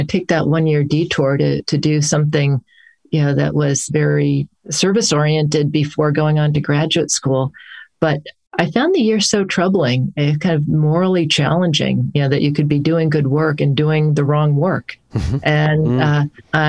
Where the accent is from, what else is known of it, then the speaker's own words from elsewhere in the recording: Hartford, Connecticut, United States; moved away as an adult; also born or lived in Amherst, Massachusetts / New York City; I grew up in the Hartford, Connecticut area